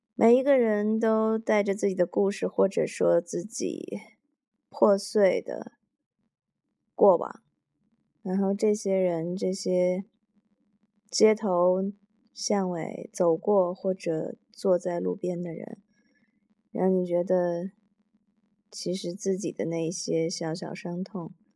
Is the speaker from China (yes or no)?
yes; Tianshui, Gansu, China; 我出生的地方嘛 就是跟宿主卧锅北方，西北一个，一个小城市叫天水